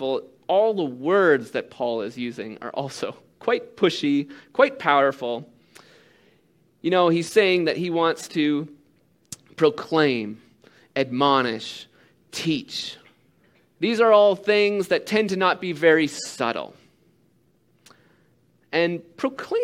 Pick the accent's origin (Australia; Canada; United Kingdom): Canada; as a Canadian